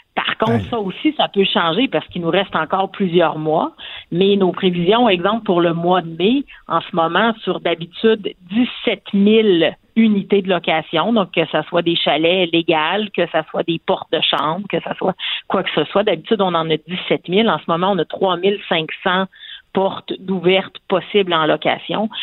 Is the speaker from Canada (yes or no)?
yes; Quebec, Canada; en tant que Québécois